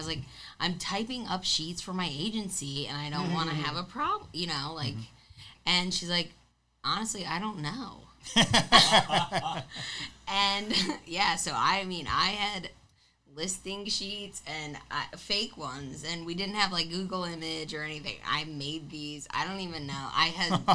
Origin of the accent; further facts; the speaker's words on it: Long Island, New York, United States; I grew up on Long Island